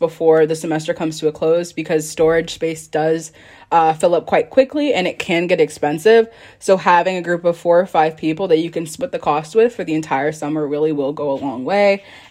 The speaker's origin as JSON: {"language": "English", "region": "Florida", "country": "United States", "moved": "as an adult", "lives_now": "South Bend, United States", "said": "So I'm not from South Bend. I'm from Florida."}